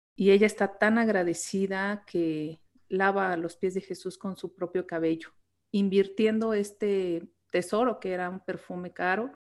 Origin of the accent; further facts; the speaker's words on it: Mexico; aquí en México